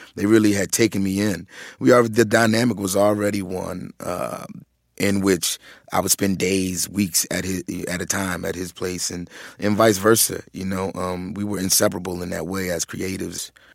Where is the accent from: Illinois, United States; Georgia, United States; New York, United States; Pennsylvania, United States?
Pennsylvania, United States; Philadelphia; growing up in Philadelphia